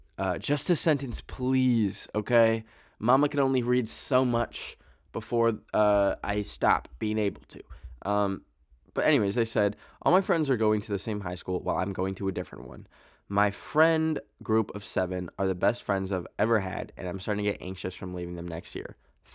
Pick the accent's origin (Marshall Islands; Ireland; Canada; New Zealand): Canada; Yes, I just said bag, because I'm Canadian.